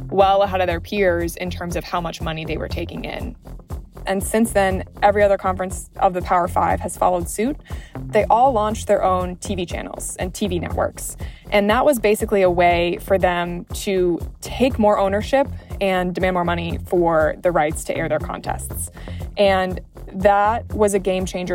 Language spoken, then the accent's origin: English; Minnesota, United States; growing up in Minnesota